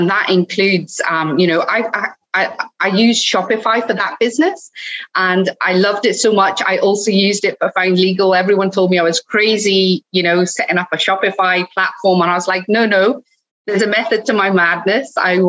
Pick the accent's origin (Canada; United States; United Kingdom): United Kingdom; Cardiff, Wales; accent: hybrid; also born or lived in Scotland; Well, it's a bit of a hybrid, but I'm originally from Wales. I grew up in Cardiff, so I'm a Cardiffian.